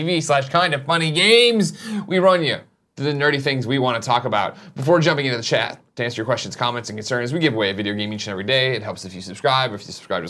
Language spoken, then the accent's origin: English; United States; as American people